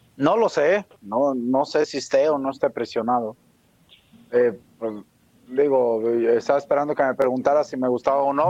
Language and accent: Spanish; Mexico; nosotros como mexicanos